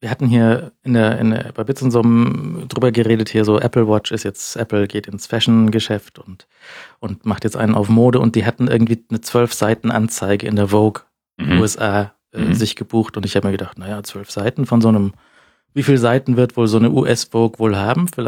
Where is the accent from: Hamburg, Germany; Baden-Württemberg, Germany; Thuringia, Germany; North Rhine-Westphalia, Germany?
North Rhine-Westphalia, Germany; Bonn; dass hier äh, ich als Bonner noch nicht dort war